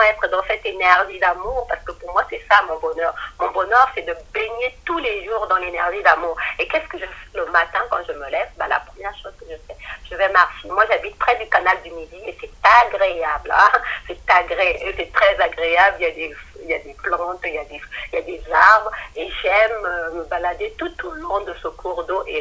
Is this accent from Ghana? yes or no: no; Republic of the Congo; now in France; je suis du Congo-Brazzaville. Et au Congo-Brazzaville, on parle le, lingala et le kikongo.